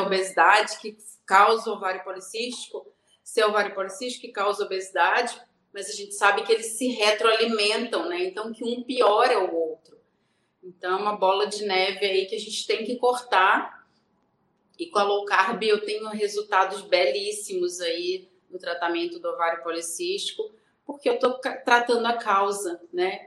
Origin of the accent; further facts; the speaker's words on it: Rio de Janeiro, Brazil; moved away as an adult; now in Belo Horizonte, Brazil; sou carioca, mas moro em Minas Gerais agora. Casei com mineiro e vim para Belo Horizonte